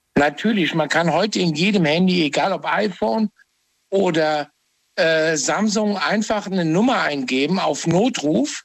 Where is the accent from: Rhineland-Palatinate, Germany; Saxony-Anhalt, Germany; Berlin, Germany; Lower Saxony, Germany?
Rhineland-Palatinate, Germany; Trier; Ich bin gebürtiger Trier-Heranger.